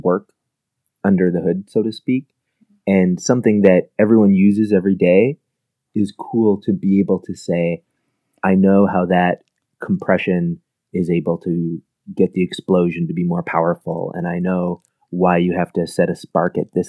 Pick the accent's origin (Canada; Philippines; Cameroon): Canada; middle of Canada, central Canada; I'm actually a Canadian, and I come from the middle of Canada, which is kind of surprising to a lot of people. It's about halfway between Toronto and Vancouver.